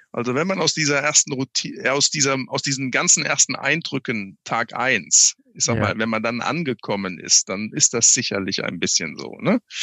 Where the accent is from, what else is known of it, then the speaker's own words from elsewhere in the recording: Daun, Rhineland-Palatinate, Germany; Ich bin aufgewachsen in der DLRG-Gliederung im Binnenland, in Daun in der Eifel sozusagen, okay. in Rheinland-Pfalz